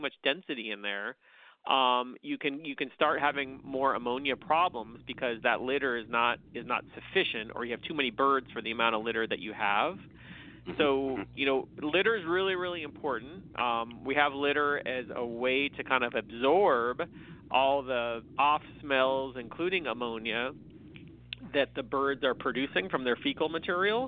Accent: California, United States; I'm from California, so when we live in we're in Davis

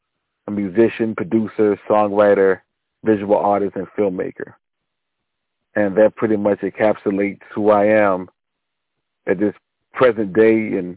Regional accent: Richmond, Virginia, United States; was born and raised in Richmond, Virginia

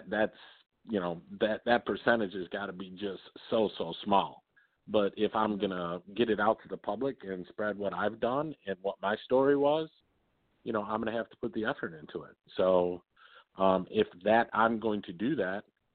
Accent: Detroit, Michigan, United States; I grew up in Southwest Detroit.

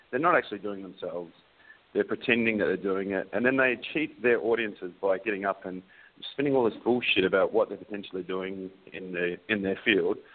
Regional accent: Australia; now in New Zealand; Um, so I'm an Australian living in New Zealand. If you can't really understand my accent, it's because it's pretty screwed.

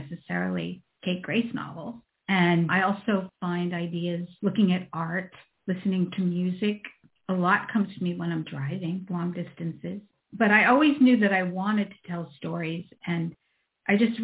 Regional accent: East Coast, United States; moved away as an adult; I'm from the East Coast.

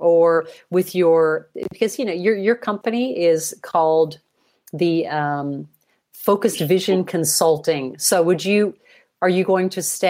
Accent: United States; moved away as an adult; now in Germany; I'm American born.

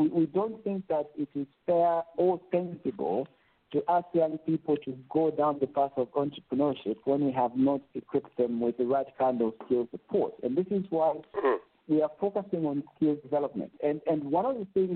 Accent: Ndola, Copperbelt Province, Zambia; we are born and bred in Kabushi constituency. I was raised in Lesotho.

